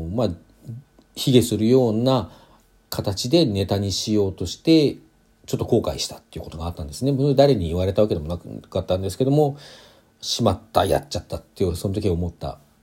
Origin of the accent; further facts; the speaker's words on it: Hokkaido, Japan; 北海道出身ですけども